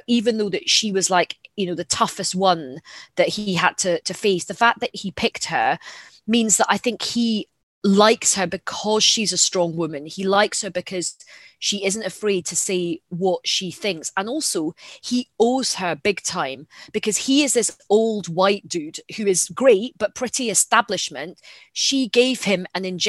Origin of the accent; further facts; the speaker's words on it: Glasgow, Scotland, United Kingdom; I'm a Glaswegian.